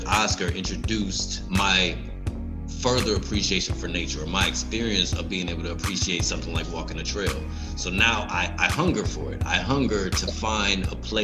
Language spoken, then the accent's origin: English; Detroit, Michigan, United States; also born or lived in Houston; now in Tampa, United States; I'm from Detroit